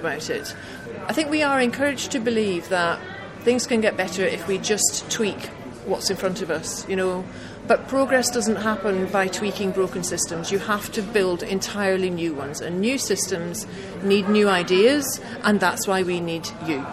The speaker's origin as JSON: {"language": "English", "town": "Glasgow", "region": "Scotland", "country": "United Kingdom", "tie": "born or raised there", "said": "I grew up in Glasgow in the 1970s"}